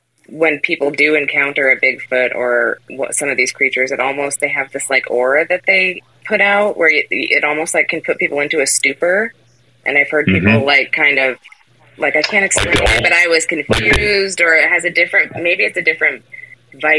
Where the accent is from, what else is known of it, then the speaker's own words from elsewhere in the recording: Oregon, United States; also born or lived in Texas; I grew up in Oregon